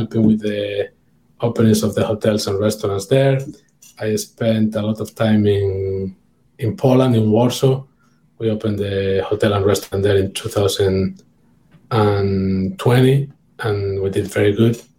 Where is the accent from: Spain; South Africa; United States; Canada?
Spain; near San Sebastian, Basque Country; moved away; San Sebastian is very close to my hometown